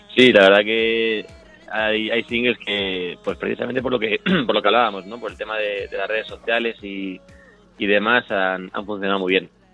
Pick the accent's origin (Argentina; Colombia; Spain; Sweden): Spain; Madrid, Community of Madrid; yo soy de Madrid